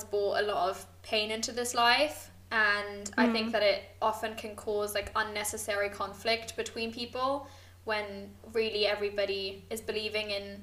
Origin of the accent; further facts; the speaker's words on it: Hamburg, Germany; moved away as an adult; also born or lived in United Kingdom; I grew up in Hamburg